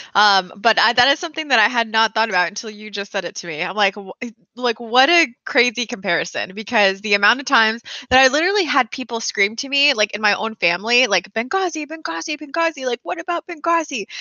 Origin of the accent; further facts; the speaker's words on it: United States; as an American